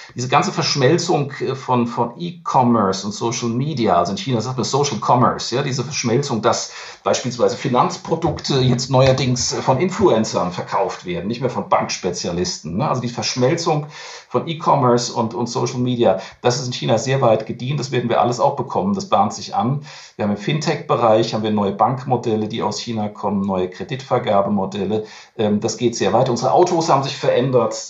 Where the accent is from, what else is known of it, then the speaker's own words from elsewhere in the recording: Germany; bei uns in Deutschland